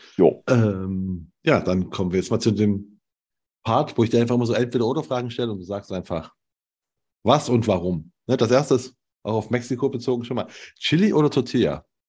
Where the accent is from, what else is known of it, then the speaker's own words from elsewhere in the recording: Germany; ich komme aus der DDR